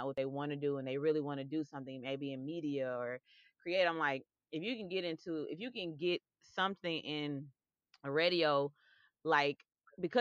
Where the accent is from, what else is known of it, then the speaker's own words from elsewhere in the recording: Memphis, Tennessee, United States; my hometown of Memphis